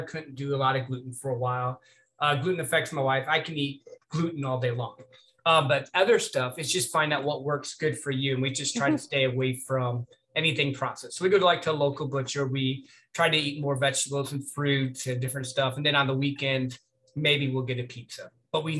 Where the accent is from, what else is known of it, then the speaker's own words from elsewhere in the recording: Midwest, United States; moved away as an adult; where I grew up in the Midwest